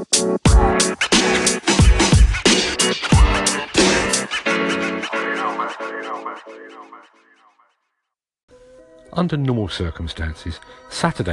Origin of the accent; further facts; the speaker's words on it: London, United Kingdom; As a Londoner, pie and mash is to me what paella is to a Spaniard, what spaghetti is to an Italian, what haggis is to a Scot. Sure, it's a food, but it's also my birthright